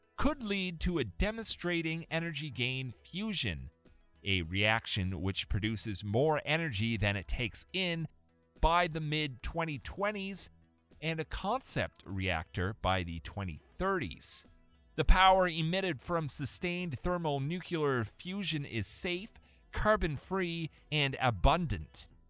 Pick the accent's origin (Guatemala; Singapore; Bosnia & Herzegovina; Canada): Canada; I'm Canadian.